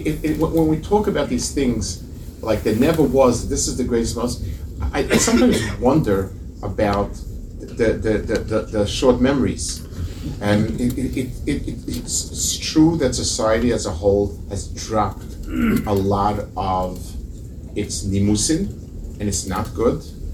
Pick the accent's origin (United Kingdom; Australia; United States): United Kingdom; England; You know, as English people, you can be quite cynical.